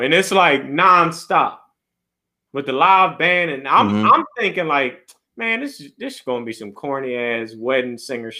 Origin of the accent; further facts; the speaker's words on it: Philadelphia, Pennsylvania, United States; I'm from Philly